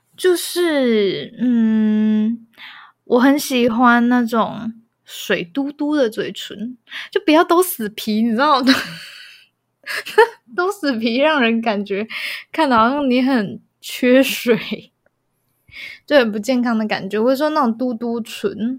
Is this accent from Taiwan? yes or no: yes; Taiwan; 我是台湾人